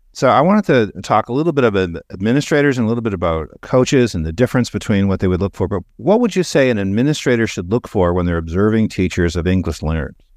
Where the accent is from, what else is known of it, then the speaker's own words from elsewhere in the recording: Canada; moved away; So I grew up in Canada. I'm a dual citizen.